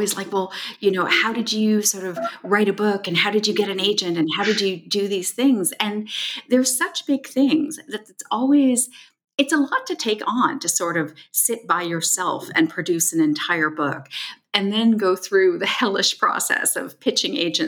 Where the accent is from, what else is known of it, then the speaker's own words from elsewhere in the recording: Toronto, Ontario, Canada; my hometown, Toronto